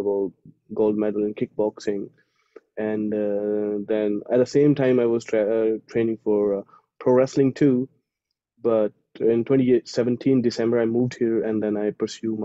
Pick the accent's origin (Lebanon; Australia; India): India; moved away as an adult; as an Indian